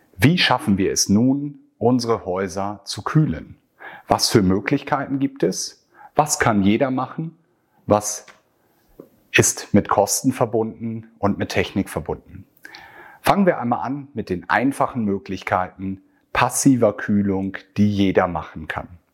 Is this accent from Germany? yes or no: yes; Northern Germany, Germany; Hier bei uns in Norddeutschland